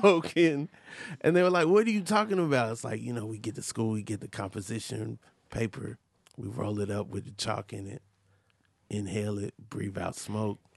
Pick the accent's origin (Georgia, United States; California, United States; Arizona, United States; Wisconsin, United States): Georgia, United States; Atlanta; My mom raised me in Atlanta, Georgia